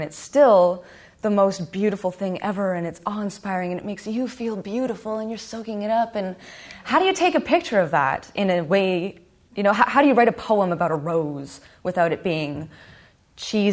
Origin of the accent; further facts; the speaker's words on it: Winnipeg, Manitoba, Canada; I'm from Winnipeg